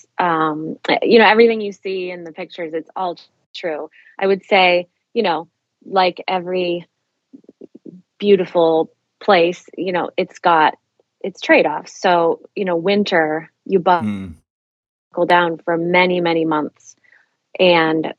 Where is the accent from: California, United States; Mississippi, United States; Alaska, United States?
Alaska, United States; moved away; also born or lived in Chicago, Illinois; I was born in Southeast Alaska. In a town so small, we had to be flown to Juneau for my mom to have a cesarean section. But I actually lived all around the state of Alaska, aside from a 2-year stint outside of Chicago, Illinois, but spent the, basically the first 17 years of my life in Alaska all around.